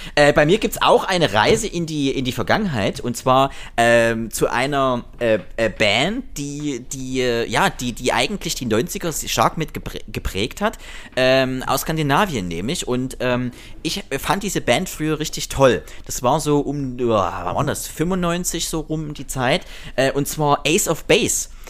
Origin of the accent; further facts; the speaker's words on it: Germany; ich komme ja aus der Generation DDR, ein Land, was es nicht mehr gibt